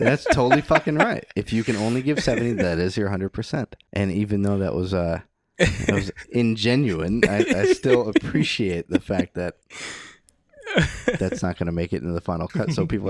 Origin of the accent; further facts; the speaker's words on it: California, United States; Originally, okay. I'm from Northern California.